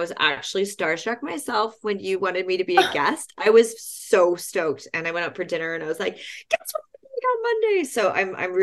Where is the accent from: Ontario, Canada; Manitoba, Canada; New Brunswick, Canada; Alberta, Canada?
Alberta, Canada; Jasper; I'm so proud of being from a national park, and I'm from Jasper